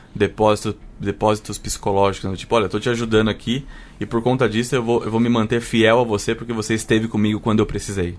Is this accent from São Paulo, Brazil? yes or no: yes; Sorocaba, São Paulo, Brazil; eu nasci em São Paulo e morei muitos anos em Sorocaba, que é uma cidade no interior de São Paulo